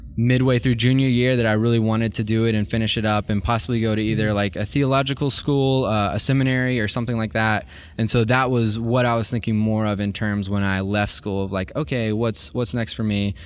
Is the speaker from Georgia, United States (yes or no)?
yes; Columbus, Georgia, United States; I grew up in Columbus, Georgia